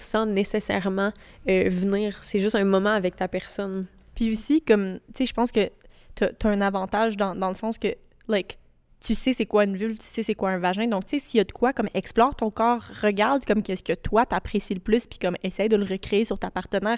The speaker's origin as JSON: {"language": "French", "region": "rural Quebec", "country": "Canada", "tie": "born or raised there", "said": "Quand j'étais au secondaire, euh, je venais d'une petite campagne du Québec"}